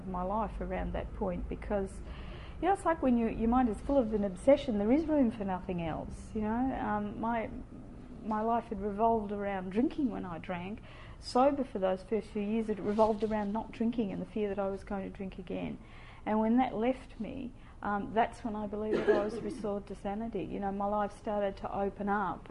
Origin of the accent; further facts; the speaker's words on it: Tasmania, Australia; moved away; the town where I grew up in Tasmania